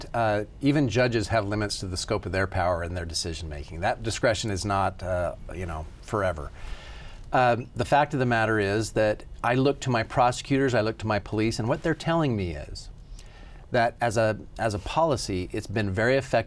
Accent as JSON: {"language": "English", "town": "Declo", "region": "Idaho", "country": "United States", "said": "a little town like mine, I'm from Declo"}